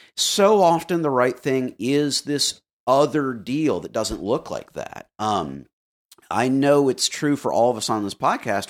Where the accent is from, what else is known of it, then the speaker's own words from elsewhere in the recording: Florida, United States; I grew up in Florida